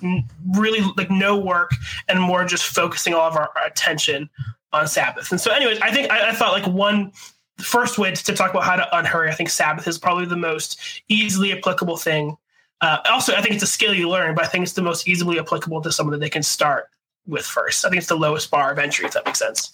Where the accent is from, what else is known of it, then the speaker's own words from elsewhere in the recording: Buffalo, New York, United States; growing up in Buffalo, I feel like Buffalo's like the ugly stepchild of like Canada